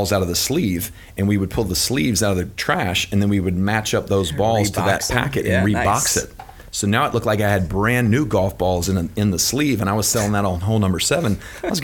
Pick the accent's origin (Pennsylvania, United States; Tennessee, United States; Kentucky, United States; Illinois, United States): Kentucky, United States; Louisville; I'm born and raised in Louisville, Kentucky